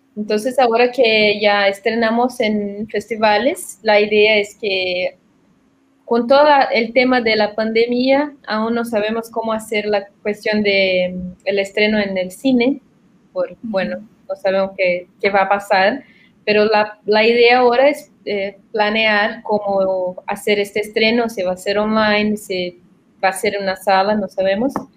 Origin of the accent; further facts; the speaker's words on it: Porto Alegre, Rio Grande do Sul, Brazil; Spanish is a second language; yo soy de Porto Alegre, en el sur de Brasil.